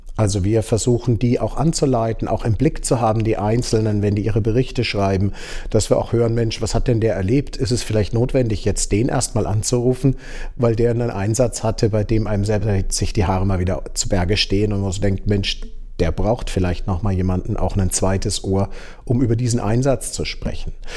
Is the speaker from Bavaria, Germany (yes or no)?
yes; Starnberg, Bavaria, Germany; moved away as an adult; also born or lived in Tübingen / Kiel; now in Würzburg, Germany; ich kommen aus Oberbayern, ähm, sind in Starnberg aufgewachsen